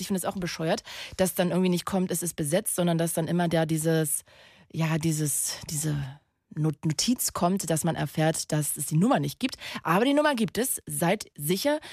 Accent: Magdeburg, Saxony-Anhalt, Germany; Ich komme doch aus Magdeburg. Das ist doch meine Heimat da bin ich geboren. Ich bin, ich bin ein Magdeburger Kind.

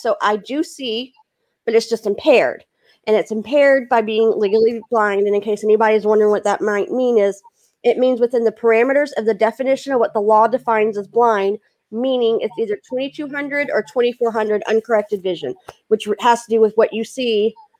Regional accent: Houston, Texas, United States; now in Louisiana, United States; I'm from Texas, but I live in Louisiana right now.

